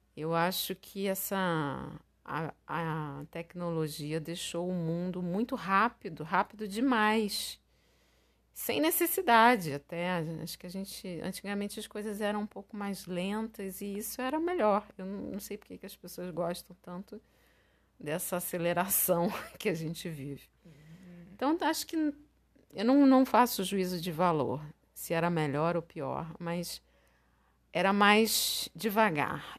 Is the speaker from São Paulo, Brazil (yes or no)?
no; Rio de Janeiro, Brazil; also born or lived in Recife; aqui no Rio, quando eu voltei, já com 15 anos